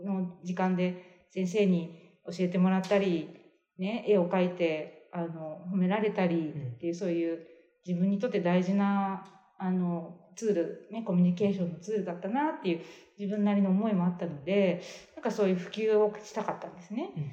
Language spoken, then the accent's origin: Japanese; Seki, Gifu, Japan; moved away; ど同じあのところの出身